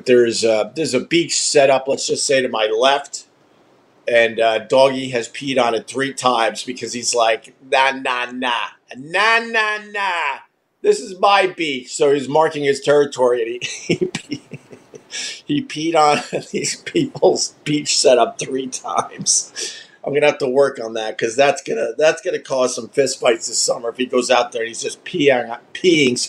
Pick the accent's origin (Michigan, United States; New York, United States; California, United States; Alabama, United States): New York, United States; Centerport; We grew up in Centerport, Long Island, and we had a big house with a lot of woods